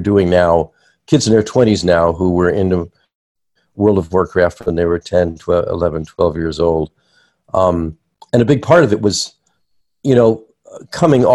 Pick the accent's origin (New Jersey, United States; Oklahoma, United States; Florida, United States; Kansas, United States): New Jersey, United States; moved away; I grew up near New York City in New Jersey